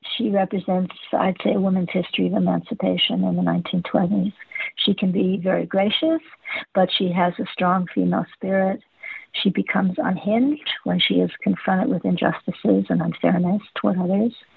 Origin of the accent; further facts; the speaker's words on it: Los Angeles, California, United States; I grew up in Hollywood